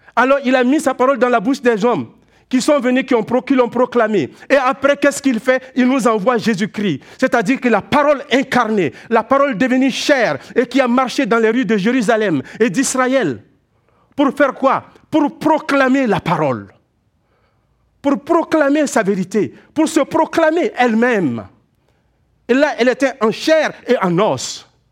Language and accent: French; Quebec, Canada; En tant que Québécois, nous savons ce que c'est que le froid.